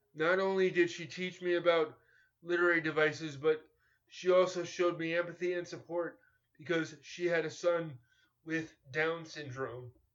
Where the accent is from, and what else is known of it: New York, United States; born or raised there